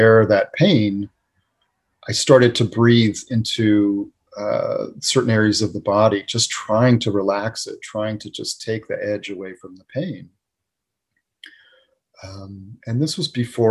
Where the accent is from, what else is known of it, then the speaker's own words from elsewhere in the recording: New England, United States; moved away; growing up in New England